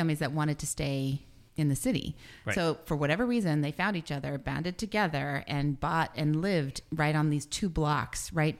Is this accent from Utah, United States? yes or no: no; Washington, District of Columbia, United States; I actually grew up right by the zoo. In downtown, in D.C.